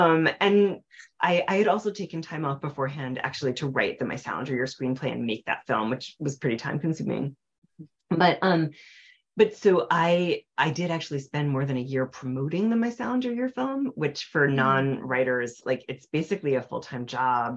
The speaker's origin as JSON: {"language": "English", "town": "Nyack", "region": "New York", "country": "United States", "tie": "born or raised there", "moved": "yes", "lives_now": "Cambridge, United States", "said": "my hometown, which is Nyack, New York, in the Hudson River Valley"}